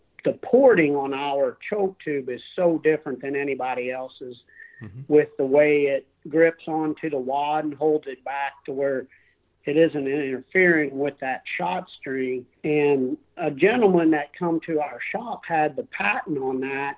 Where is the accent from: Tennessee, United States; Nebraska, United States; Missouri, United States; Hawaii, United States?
Missouri, United States; Perry County, southeast; I grew up right here in Perry County, which is the county, you know, here that we work and live in. Never moved out